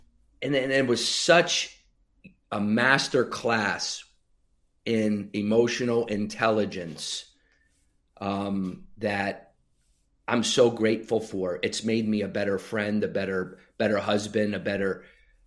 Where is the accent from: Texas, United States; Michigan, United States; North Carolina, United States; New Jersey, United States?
New Jersey, United States; Sayreville; now in Arizona, United States; Sayreville, New Jersey. Yep. My hometown where I grew up